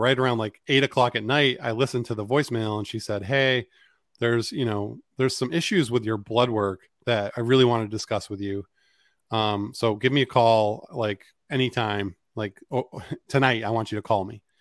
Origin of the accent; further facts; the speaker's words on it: Maine, United States; growing up in Maine was, was a great place to grow up